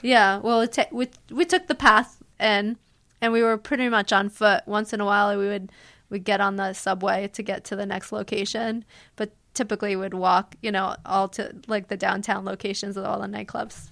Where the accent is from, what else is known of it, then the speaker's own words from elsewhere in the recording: United States; also born or lived in Manhattan, New York City; I grew up in the tri-state area, thirty minutes out of the city